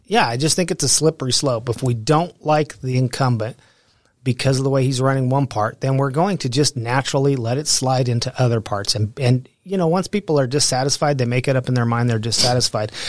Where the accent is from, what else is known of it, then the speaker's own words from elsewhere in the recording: Pueblo, Colorado, United States; also born or lived in Alamosa, Colorado / Denver, Colorado; I grew up in Pueblo, Colorado.